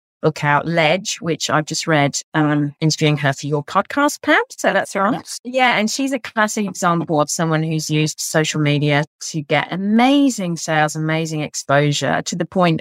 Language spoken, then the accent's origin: English; England, United Kingdom; now in Australia; being an English author